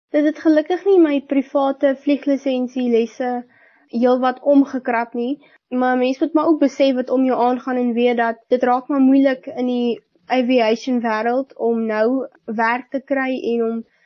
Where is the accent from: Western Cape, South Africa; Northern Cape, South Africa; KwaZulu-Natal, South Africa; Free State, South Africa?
Northern Cape, South Africa; Upington; ek kom van Appington af. Ek is 17 jaar oud. Ek gaan skool hier in Hoërskool Duyneveld hier in Appington.